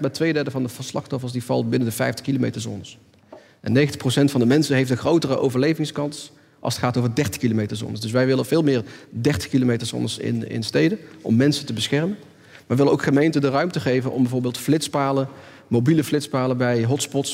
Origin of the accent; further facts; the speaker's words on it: North Brabant, Netherlands; Ik kom zelf uit Brabant